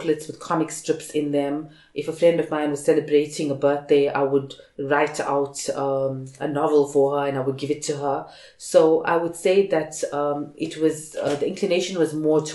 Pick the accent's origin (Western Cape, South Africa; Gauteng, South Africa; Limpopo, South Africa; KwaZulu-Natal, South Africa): KwaZulu-Natal, South Africa; Durban; I live in Reservoir Hills, and we have two primary schools in our zone, if you can call it that. So I went to a primary school called Durban Heights